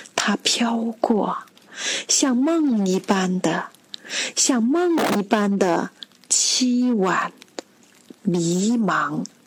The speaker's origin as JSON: {"language": "Chinese", "town": "Yiyang", "region": "Hunan", "country": "China", "tie": "born or raised there", "moved": "as an adult", "lives_now": "Guangzhou, China", "said": "我的家乡湖南益阳"}